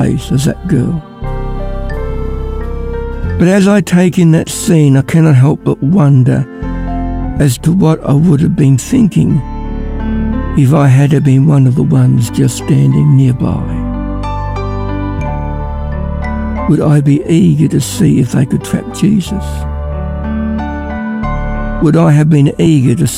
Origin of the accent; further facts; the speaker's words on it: Ballarat, Victoria, Australia; I'm from Ballarat